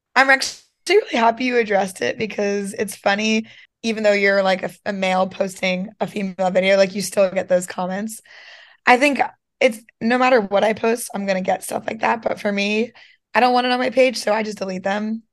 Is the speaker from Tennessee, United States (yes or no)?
no; Schwenksville, Pennsylvania, United States; also born or lived in Georgia; I am from Pennsylvania. Um, I lived in Georgia for a few years as well, but born, raised mostly Pennsylvania